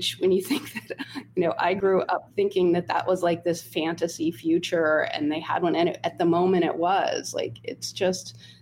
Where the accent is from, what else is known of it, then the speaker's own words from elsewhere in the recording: Holmdel, New Jersey, United States; I grew up in Homedale, New Jersey, which is it's a suburban town about 45 minutes outside of New York City